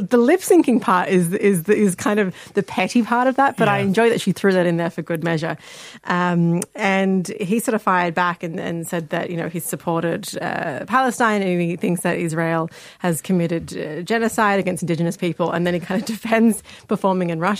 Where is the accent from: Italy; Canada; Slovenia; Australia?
Australia; I'm Australian